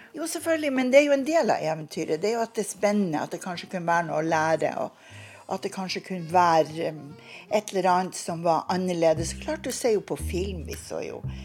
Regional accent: Bodø, Nordland, Norway; moved away as an adult; vi kom ifra Bodø.

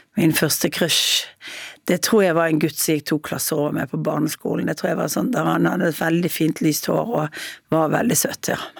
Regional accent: Bergen, Vestland, Norway; jeg er kanskje direkte og litt sånn høyrøstet som bergenser er

